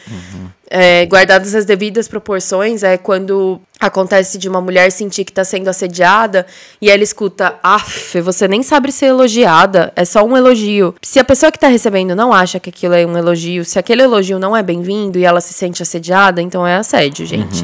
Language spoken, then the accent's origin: Portuguese; Brazil; moved away; já fazem quase 10 anos que a gente mudou de CEP, mas isso não significa que a gente esqueceu ou que deixa de ter amor e orgulho das nossas origens